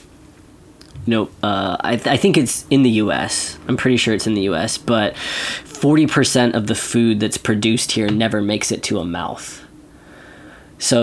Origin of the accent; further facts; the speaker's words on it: Central Valley, California, United States; I come from the Central Valley. Like, that's where a good chunk of the food in this country is produced